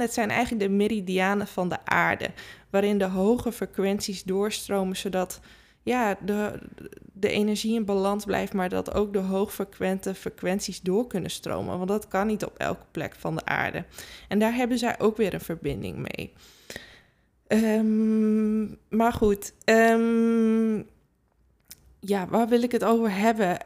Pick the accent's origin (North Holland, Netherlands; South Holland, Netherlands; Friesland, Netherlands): Friesland, Netherlands; ik kom zelf natuurlijk uit Friesland. We hebben altijd paarden gehad